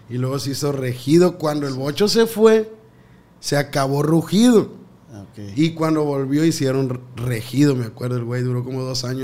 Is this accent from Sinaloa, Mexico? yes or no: yes; Culiacán, Sinaloa, Mexico; moved away as an adult; now in Mazatlán, Mexico; Somos de allá del pueblo, tú sabes que somos de de Culiacán, pero tengo como un año ya acá en, Mazatlán